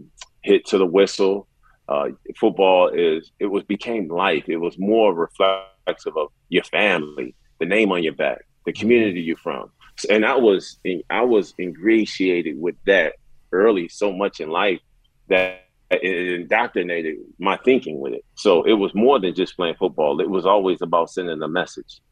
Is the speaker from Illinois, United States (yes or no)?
yes; Chicago, Illinois, United States; born or raised there